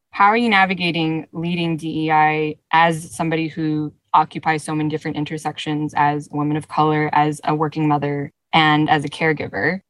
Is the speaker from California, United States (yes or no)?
yes; Los Angeles, California, United States; a daughter of immigrants myself growing up in the US. And even in a place that was as diverse as Los Angeles